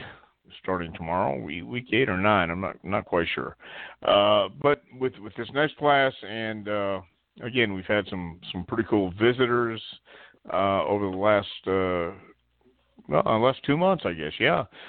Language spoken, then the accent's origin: English; Texas, United States; I'm from Texas. I love hot weather